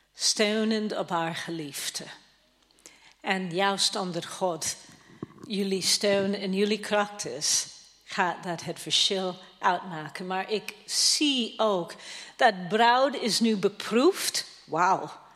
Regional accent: Toronto, Ontario, Canada; now in Netherlands; dat is mijn thuisstad

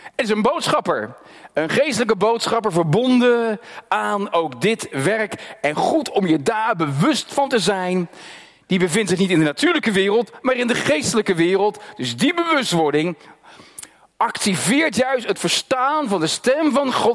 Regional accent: Netherlands; first language Dutch; Ik ben als Nederlander geboren en ik heb Nederlands geleerd

